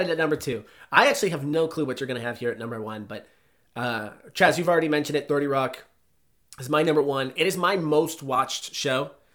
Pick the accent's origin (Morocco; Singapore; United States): United States; outside of the Boston area, Massachusetts; I grew up outside of the Boston area